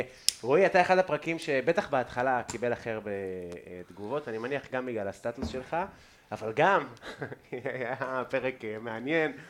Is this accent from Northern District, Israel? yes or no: yes; Afula, Northern District, Israel; now in Tel Aviv, Israel; מהילדות שלי, בגבעת המורה